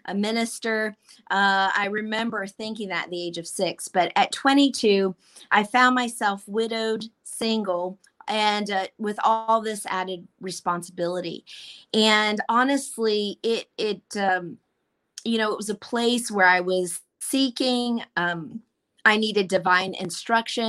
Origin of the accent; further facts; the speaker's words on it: Columbus, Ohio, United States; also born or lived in Mobile, Alabama, United States / United Kingdom; I am from Columbus, Ohio.